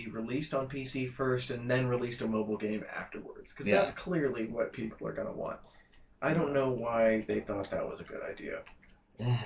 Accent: Bonita, United States; I grew up in Bonita.

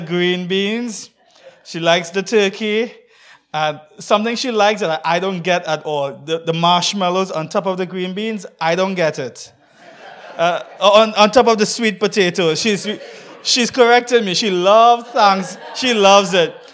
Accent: Trinidad & Tobago; I'm from Trinidad and Tobago

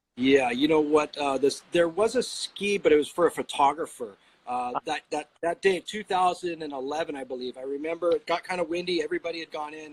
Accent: Kailua, Hawaii, United States; I grew up in Kailua

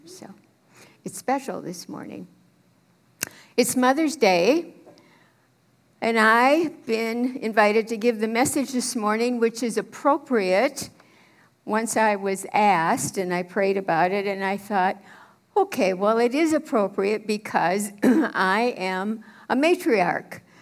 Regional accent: Minneapolis, Minnesota, United States; also born or lived in St. Paul, Minnesota / St. Louis Park, Minnesota / Thief River Falls, Minnesota / Austin, Minnesota; I grew up as a Methodist preacher's kid in Minneapolis.

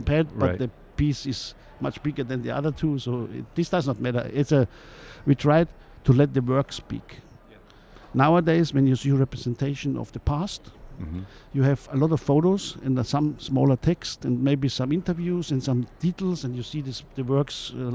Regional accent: Munich, Bavaria, Germany; moved away; also born or lived in Cologne; I come from Munich. I studied art history in Munich

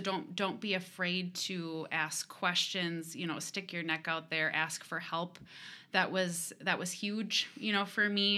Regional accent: Rochester, Minnesota, United States; I was born and raised in Rochester

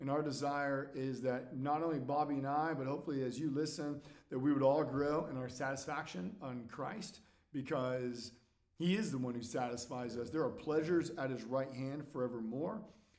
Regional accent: California, United States; born or raised there

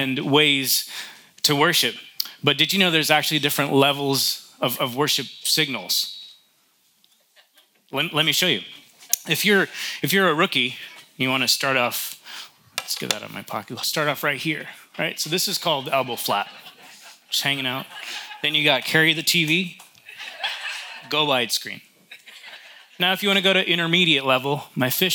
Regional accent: New York, United States; I grew up in New York

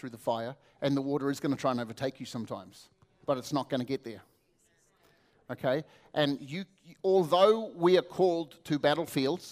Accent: New Zealand; I come from New Zealand

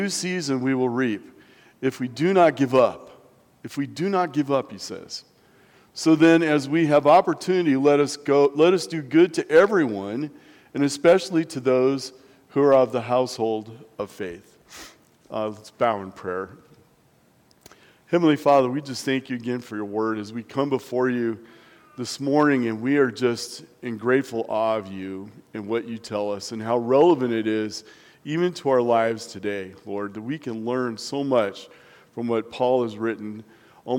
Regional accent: Nebraska, United States; now in La Junta, United States; growing up in Nebraska

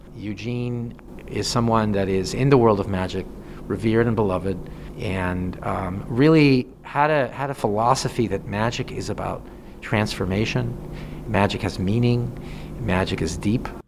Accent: Mexico; now in Chicago, United States; I'm originally from Mexico

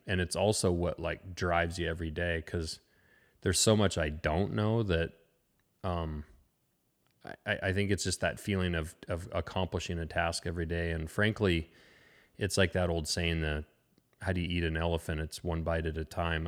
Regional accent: Lincoln, Montana, United States; also born or lived in Frenchtown, Montana; I grew up actually in Lincoln, which is about two hours east of here, a small town, uh, kinda on the edge of the Bob Marshall Wilderness

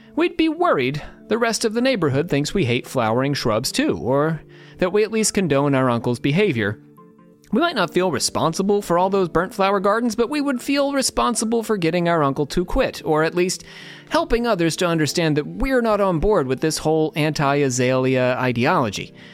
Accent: Trenton, New Jersey, United States; I grew up in Trenton, New Jersey

